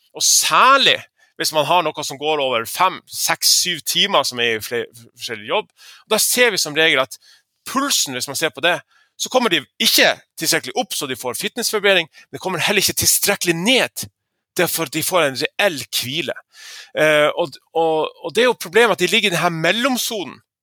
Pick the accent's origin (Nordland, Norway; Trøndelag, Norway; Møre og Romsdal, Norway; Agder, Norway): Nordland, Norway; Lofoten; moved away; den måneden jeg var hjemme i Lofoten på fiskemottaket